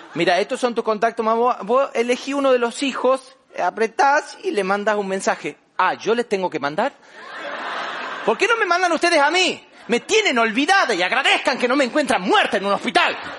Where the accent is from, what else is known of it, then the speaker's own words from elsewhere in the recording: Famaillá, Tucumán, Argentina; also born or lived in Buenos Aires; en mi pueblo, allá en Famayá, Tucumán, Argentina, yo soy del interior